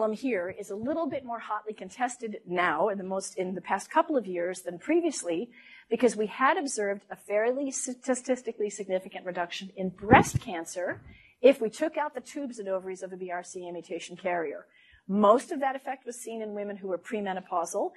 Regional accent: Minnesota, United States; moved away; also born or lived in Los Angeles; I'm from Minnesota

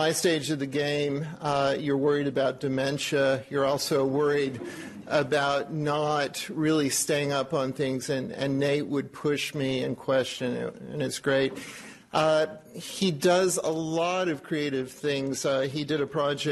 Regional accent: Oklahoma, United States; moved away; also born or lived in New York; my home state of Oklahoma

